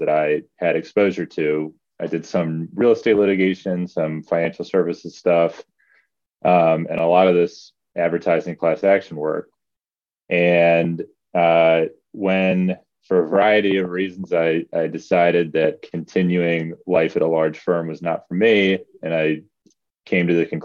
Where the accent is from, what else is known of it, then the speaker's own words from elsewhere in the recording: Virginia Beach, Virginia, United States; moved away as an adult; also born or lived in Davis, California; now in Los Angeles, United States; I grew up in Virginia Beach